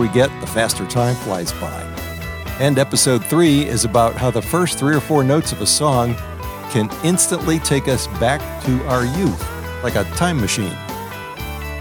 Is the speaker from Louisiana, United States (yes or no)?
yes; New Orleans, Louisiana, United States; moved away as an adult; also born or lived in Wisconsin / Illinois / Texas; now in Maryland, United States; I grew up in New Orleans